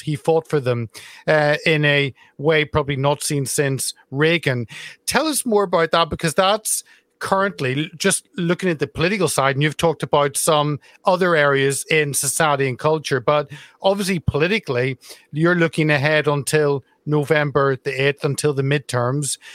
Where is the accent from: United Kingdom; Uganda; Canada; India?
United Kingdom; Carrickfergus, Northern Ireland; Carrickfergus, my hometown in Northern Ireland.